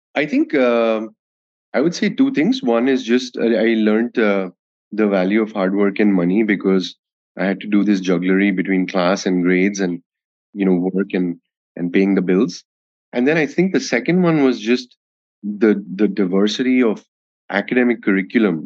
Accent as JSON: {"language": "English", "region": "Delhi", "country": "India", "tie": "born or raised there", "also_born_or_lived": "Kolkata, India / United States / London, United Kingdom", "moved": "as an adult", "said": "I was born in Calcutta and uh, I grew up in, I did my schooling, all my schooling in Delhi."}